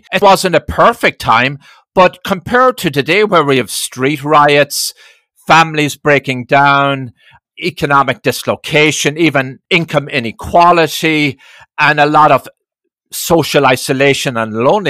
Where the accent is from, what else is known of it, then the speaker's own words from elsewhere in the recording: Ireland; now in United States; I didn't grow up in America. I grew up in Ireland through the 60s.